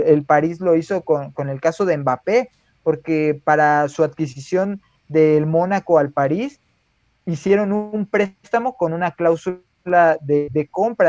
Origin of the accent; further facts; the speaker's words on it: Mexico; nos identifica como mexicanos